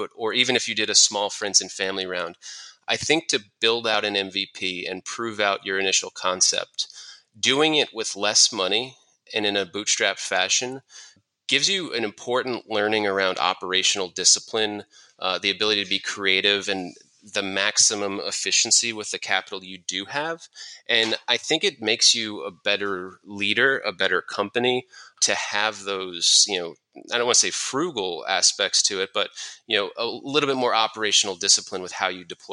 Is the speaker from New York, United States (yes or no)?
yes; New York, United States; I'm originally from New York